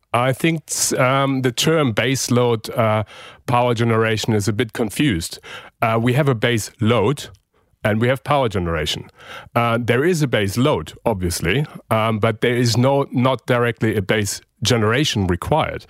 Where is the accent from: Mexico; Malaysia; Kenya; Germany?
Germany; now in Australia; my home country, Germany